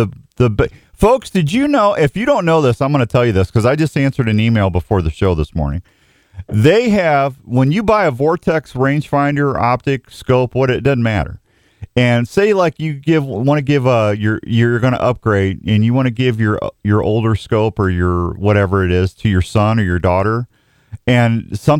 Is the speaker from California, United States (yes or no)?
no; St. Louis, Missouri, United States; now in Iowa, United States; I never went ice fishing until I moved to Iowa either. I was originally from St. Louis area.